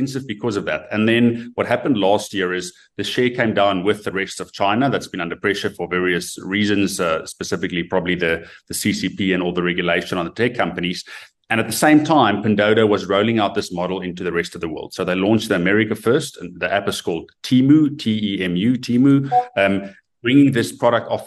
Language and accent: English; South Africa; as a South African